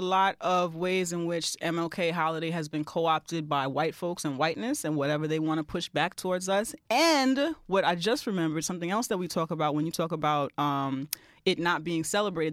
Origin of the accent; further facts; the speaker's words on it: New York, United States; I'm also a native New Yorker and I'm also Caribbean and American